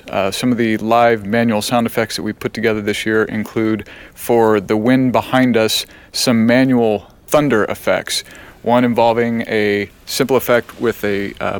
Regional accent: Spencer, Indiana, United States; I'm from Spencer, Indiana

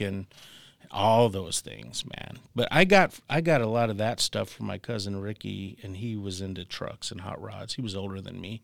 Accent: Tucson, Arizona, United States; I'm from Tucson, Arizona

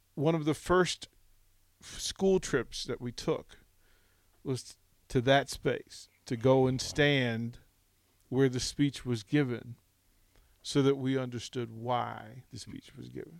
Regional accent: Arlington, Virginia, United States; I grew up just outside of Washington mm. D.C. in in Arlington, Virginia

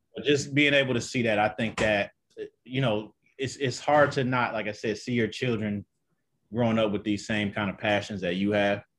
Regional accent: Detroit, Michigan, United States; I'm actually from, uh, Detroit, Detroit, Michigan.

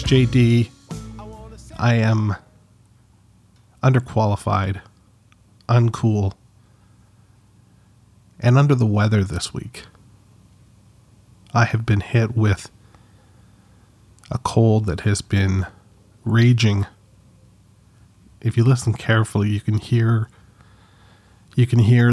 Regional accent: Canada; I'm Canadian, but I'm not French Canadian

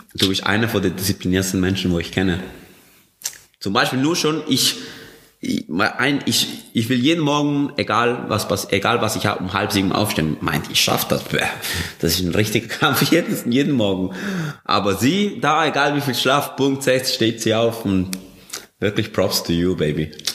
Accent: Colombia; moved away; ich bin in Kolumbien aufgewachsen

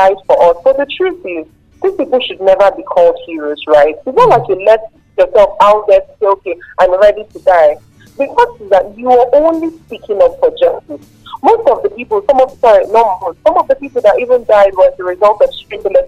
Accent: Nigeria; I'm still Nigerian

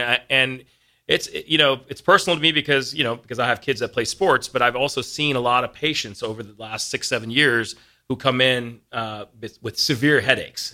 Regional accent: East Coast, United States; moved away as an adult; now in Lincoln, Nebraska, United States; I came from the East Coast. Right. Uh, grew up there

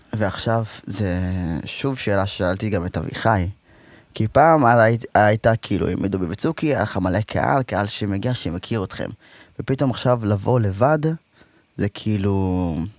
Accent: Rehovot, Central District, Israel; אנשים לא יודעים שאני מרחובות, אבל אני מרחובות

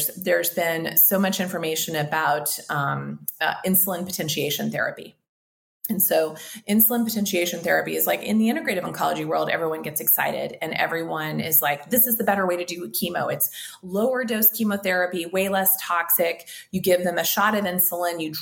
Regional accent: Kansas, United States; accent: twang; now in Mexico; I grew up in Kansas

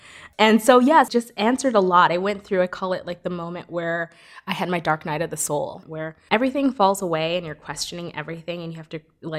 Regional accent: New York City, New York, United States; I grew up in Brooklyn. And I kind of an interesting background. Like I grew up in a Caribbean neighborhood, like a lot of different socioeconomic, you know, exposure.

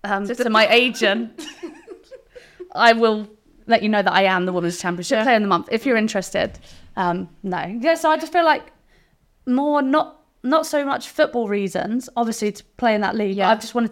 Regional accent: England, United Kingdom; accent: English; It's not. It's English, born on the South Coast.

